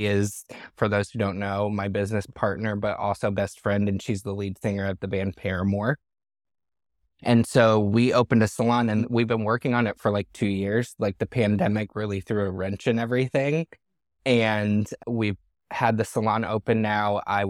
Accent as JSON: {"language": "English", "region": "Michigan", "country": "United States", "tie": "born or raised there", "also_born_or_lived": "Tawas City, Michigan", "said": "My best friend, I grew up in Michigan. I was born in a small town called Tawas City, mm-hmm. Michigan."}